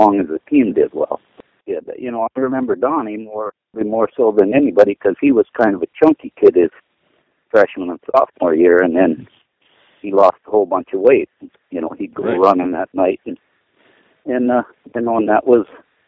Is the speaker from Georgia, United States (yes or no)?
no; Crosby, North Dakota, United States; also born or lived in Dickinson, North Dakota / Epping, North Dakota; I was born in Crosby, North Dakota in 1946